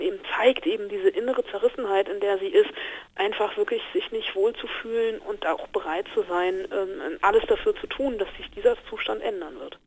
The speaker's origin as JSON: {"language": "German", "country": "Germany", "said": "bei uns in Deutschland"}